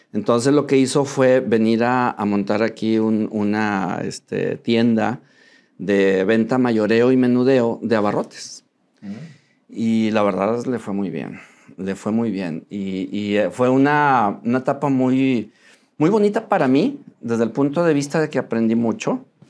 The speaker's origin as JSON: {"language": "Spanish", "town": "Monterrey", "region": "Nuevo León", "country": "Mexico", "tie": "born or raised there", "said": "soy Regio, eh, nací aquí en Monterrey"}